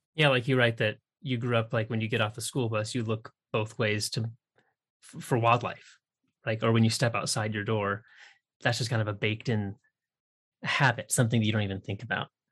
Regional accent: Pacific Northwest, United States; moved away as an adult; also born or lived in Nebraska; I grew up in the Pacific Northwest

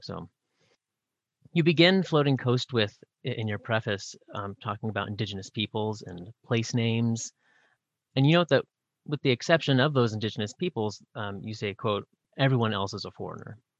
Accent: Pacific Northwest, United States; I grew up in the Pacific Northwest

